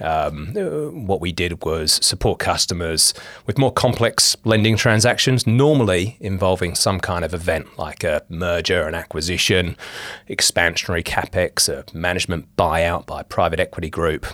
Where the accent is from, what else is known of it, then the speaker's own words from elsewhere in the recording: England, United Kingdom; moved away as an adult; now in Australia; I'm English. I'm a Pom.